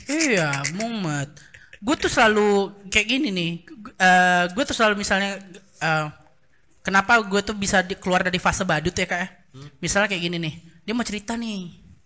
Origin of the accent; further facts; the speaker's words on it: Baturaja, South Sumatra, Indonesia; moved away; kami kan dari Baturaja